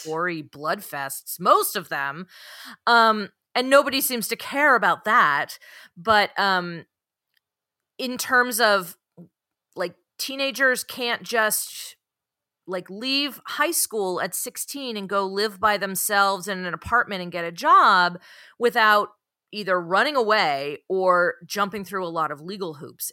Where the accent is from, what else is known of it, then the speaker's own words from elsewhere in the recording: San Francisco Bay Area, California, United States; I am from the San Francisco Bay Area, born and raised